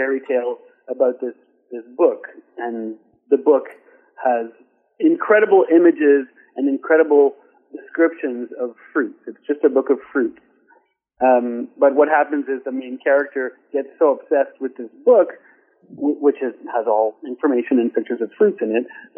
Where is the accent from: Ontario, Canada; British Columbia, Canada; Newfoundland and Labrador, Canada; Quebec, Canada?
Quebec, Canada; Lachute; now in Montreal, Canada; I came from Lachute, which is a small town in Quebec, northwestern Quebec.